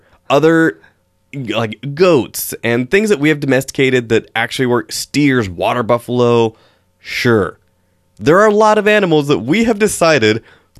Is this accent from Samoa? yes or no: no; Washington, United States; Moose, like growing up in Eastern Washington, moose stand 8 feet at the shoulders and have 6 feet of antlers.